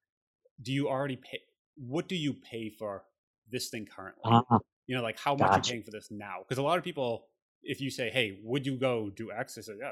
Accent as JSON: {"language": "English", "town": "Boston", "region": "Massachusetts", "country": "United States", "said": "I'm from Boston here"}